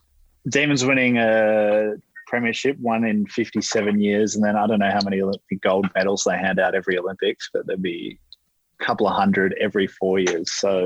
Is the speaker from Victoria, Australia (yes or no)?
yes; Victoria, Australia; I'm from Victoria.